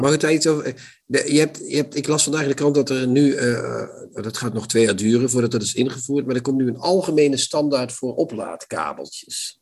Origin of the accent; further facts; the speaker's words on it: Limburg, Netherlands; Limburg, waar het katholicisme toch redelijk alomtegenwoordig was